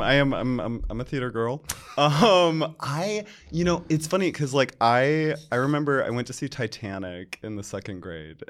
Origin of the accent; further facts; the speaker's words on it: Charlotte, North Carolina, United States; moved away as an adult; now in New York, United States; I grew up in Charlotte, North Carolina